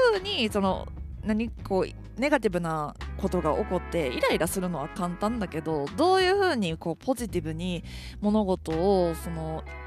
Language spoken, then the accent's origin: Japanese; Kansai, Japan; now in Tokyo, Japan; 私関西人なんで